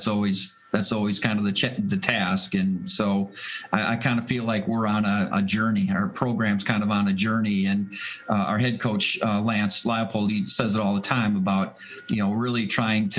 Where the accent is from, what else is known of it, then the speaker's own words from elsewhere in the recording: Green Bay, Wisconsin, United States; now in Buffalo, United States; I grew up in Green, Wisconsin